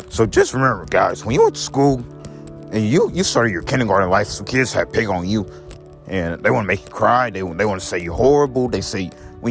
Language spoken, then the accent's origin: English; Belleville, Illinois, United States; also born or lived in St. Louis, Missouri; I'm from St. Clair County. So, I was born in Belleville